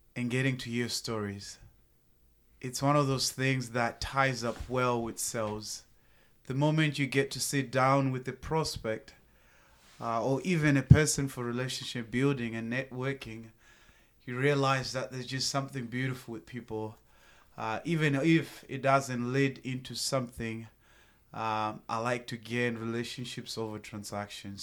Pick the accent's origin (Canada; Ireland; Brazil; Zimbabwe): Zimbabwe; moved away as an adult; also born or lived in Tennessee; now in United States; born and raised in Zimbabwe, moved to the United States of America, uh, back in two thousand eight